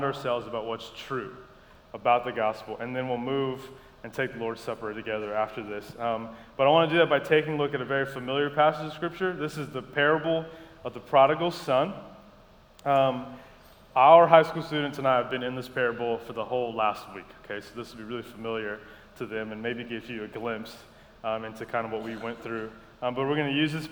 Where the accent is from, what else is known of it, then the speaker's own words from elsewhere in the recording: Columbia, South Carolina, United States; moved away as an adult; also born or lived in Madagascar; now in Savannah, United States; grew up in Columbia, South Carolina. We moved from Madagascar when I was 5 and just stayed there all through college